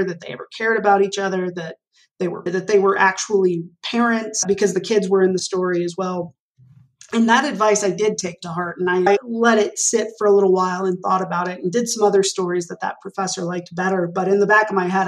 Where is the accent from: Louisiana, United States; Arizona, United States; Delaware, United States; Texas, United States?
Texas, United States; Arlington; moved away as an adult; growing up in Arlington, Texas